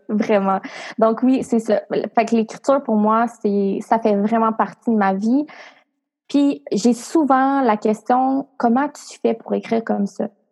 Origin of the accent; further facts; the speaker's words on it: Cap-Santé, Quebec, Canada; moved away; ma ville natale où sont mes parents, mes ah, amis. Euh, en fait, moi, je viens de la campagne. Là. Je viens d'un village qui s'appelle Cap Santé